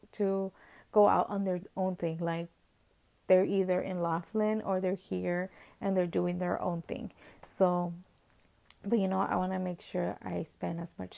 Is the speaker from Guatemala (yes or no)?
yes; Guatemala; moved away; I'm from Guatemala